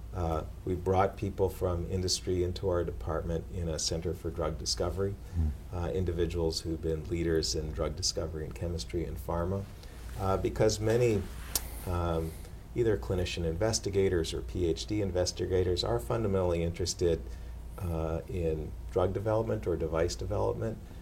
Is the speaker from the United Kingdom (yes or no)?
no; Canada; also born or lived in Atlanta, Georgia; now in Boston, United States; as a Canadian